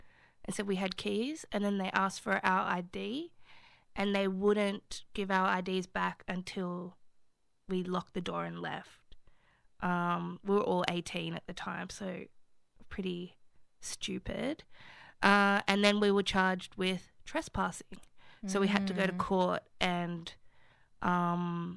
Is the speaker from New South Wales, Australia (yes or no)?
yes; Sydney, New South Wales, Australia; also born or lived in Marrickville; I'm 29 and I'm from Lewisham